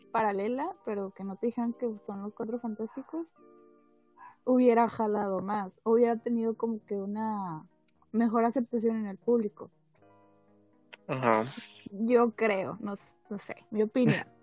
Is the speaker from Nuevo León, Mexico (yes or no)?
yes; Monterrey, Nuevo León, Mexico; soy de Monterrey, Monterrey.